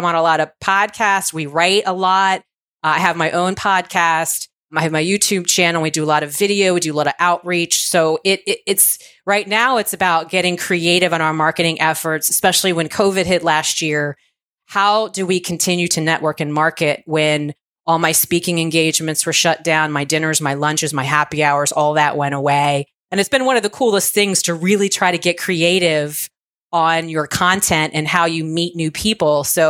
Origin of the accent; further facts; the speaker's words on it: Virginia, United States; So I was raised in Virginia by a single mom. We were sort of lower middle class.